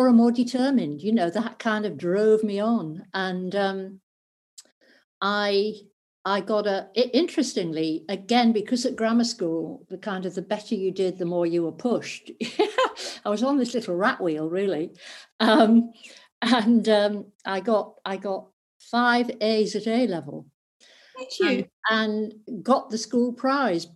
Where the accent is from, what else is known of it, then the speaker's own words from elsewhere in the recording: North East England, United Kingdom; I grew up in the northeast of England